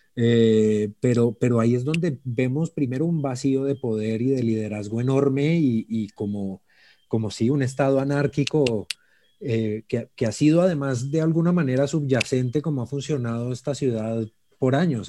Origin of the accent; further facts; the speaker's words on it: Colombia; como colombianos